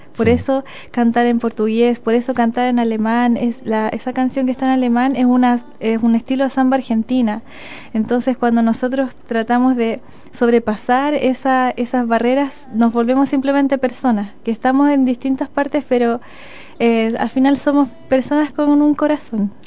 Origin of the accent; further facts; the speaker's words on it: Chile; si hablamos como chilenos